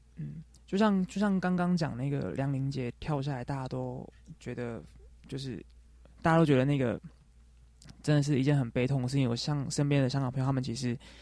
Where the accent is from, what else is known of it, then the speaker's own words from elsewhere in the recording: Taiwan; 我说我是从台湾来的